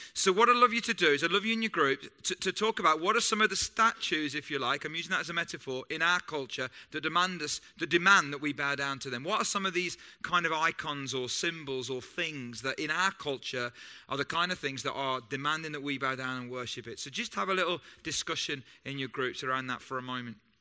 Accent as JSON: {"language": "English", "country": "United Kingdom", "said": "I'm British and I love being British"}